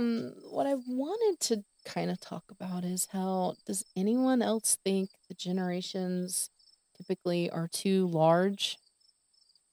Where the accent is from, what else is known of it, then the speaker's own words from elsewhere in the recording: Texas, United States; I'm from Texas